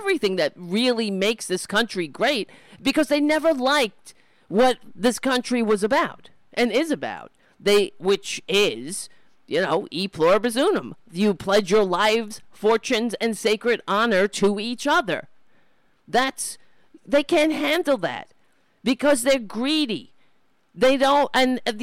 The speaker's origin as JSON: {"language": "English", "town": "New York City", "region": "New York", "country": "United States", "tie": "born or raised there", "said": "I grew up in Staten Island"}